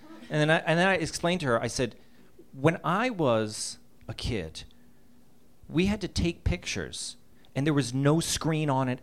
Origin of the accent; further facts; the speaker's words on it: Boston, Massachusetts, United States; Growing up in Boston, Massachusetts. And the winters were endless there.